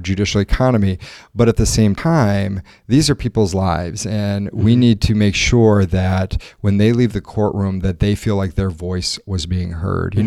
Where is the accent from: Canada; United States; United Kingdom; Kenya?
United States; northeast Missouri; now in Milwaukee, United States; I grew up in a, a farming community in very rural, kind of northeast Missouri